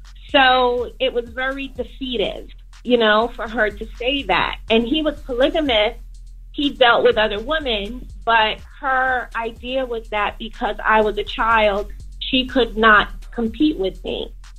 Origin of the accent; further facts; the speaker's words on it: New Jersey, United States; I'm from Jersey, yeah.